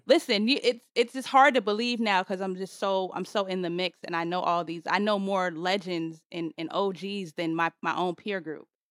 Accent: Boston, Massachusetts, United States; moved away; also born or lived in Atlanta / Los Angeles; I'm from Boston

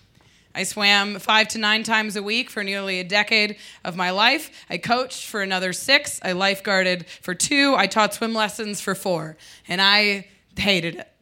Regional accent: Midwest, United States; now in Denver, United States; But we're from the Midwest

